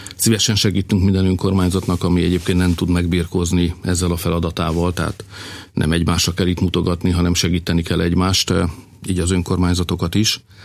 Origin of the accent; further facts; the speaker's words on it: Hungary; also born or lived in Budapest; tudom, hogy hogy van a falukban, mert éltem ott, ott születtem. Tudom, hogy van a városom, ott jártam gimnáziumba